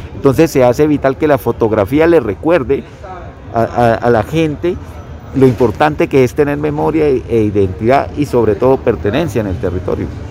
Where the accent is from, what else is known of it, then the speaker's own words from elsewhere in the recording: Colombia; Nosotros somos eh, los colombianos